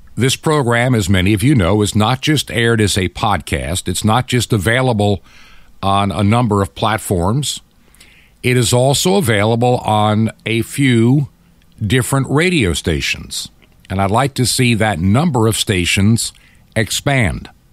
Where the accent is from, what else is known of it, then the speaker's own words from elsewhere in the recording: United States; being an American